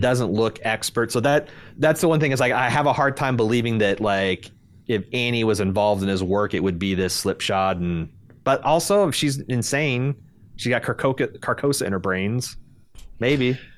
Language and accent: English; United States; as an American.